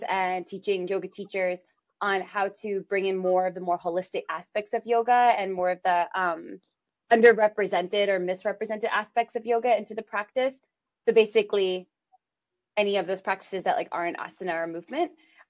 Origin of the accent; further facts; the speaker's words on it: New York City, New York, United States; we grew up in New York City where they raised us